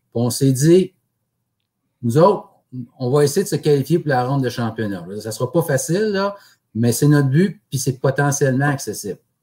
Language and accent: French; Amos, Quebec, Canada; moved away as an adult; now in Gatineau, Canada; je suis né à Moss, puis j'y ai habité, là, je vous dirais, euh, jusqu'à la fin de mon secondaire